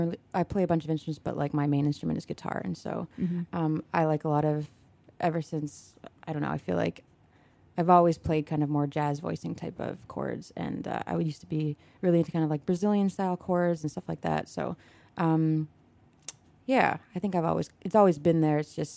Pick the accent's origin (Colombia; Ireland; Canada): Canada; Toronto, Ontario; now in United States; I'm from Toronto.